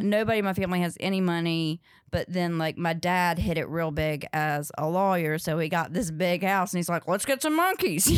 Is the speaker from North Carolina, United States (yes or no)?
yes; Ridgemont, North Carolina, United States; also born or lived in Chicago; now in New York, United States; I grew up in Ridgemont, North Carolina, uh, but nobody knows where that is, so I say Durham, 'cause it's Durham County